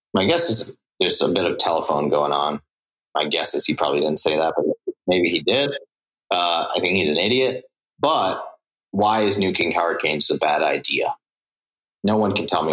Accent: Singapore; also born or lived in San Francisco / Provo; now in Burbank, United States; I grew up in Singapore, which is like a super left place, in my opinion.

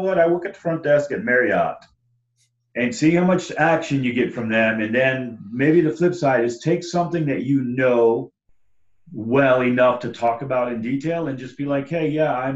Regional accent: Southeast Texas, United States; I grew up in Southeast Texas

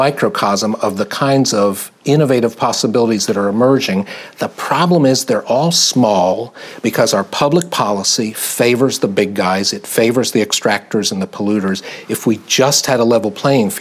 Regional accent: New York City, New York, United States; moved away as an adult; also born or lived in Kentucky / Southwest Virginia; I was born in Manhattan, not just a few blocks up from here

